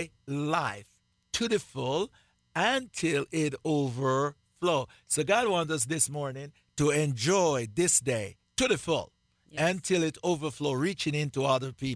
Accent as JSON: {"language": "English", "country": "Jamaica", "accent": "Jamaican", "moved": "as an adult", "said": "I still have my Jamaican accent. Believe that. I live in this country for the last 38 years, and I have not lost my Jamaican accent."}